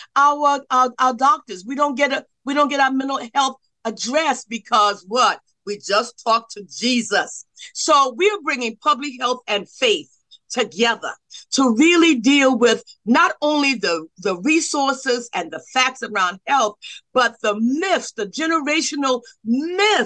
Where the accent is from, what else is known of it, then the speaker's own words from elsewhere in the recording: South Carolina, United States; growing up in South Carolina